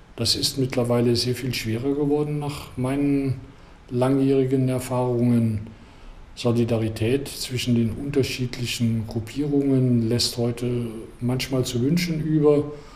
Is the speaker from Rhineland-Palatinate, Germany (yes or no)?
yes; Koblenz, Rhineland-Palatinate, Germany; now in Wolfsburg, Germany; ich, das hört man an der Sprache ja, kein gebürtiger Niedersachse, sondern bin aus Koblenz gekommen, fühle mich mittlerweile als Niedersachse.